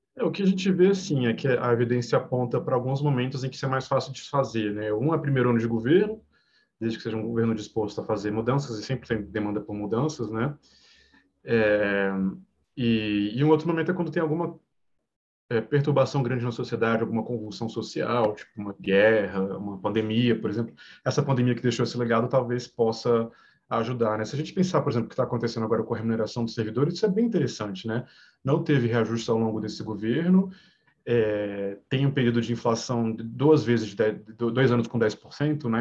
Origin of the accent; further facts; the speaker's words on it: Brasília, Federal District, Brazil; sou de Brasília, né, Universidade de Brasília